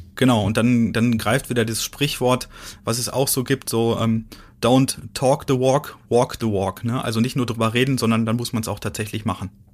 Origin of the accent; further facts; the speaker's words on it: Ruhr area, North Rhine-Westphalia, Germany; now in Dresden, Germany; Also ich komme ja aus dem Ruhrgebiet.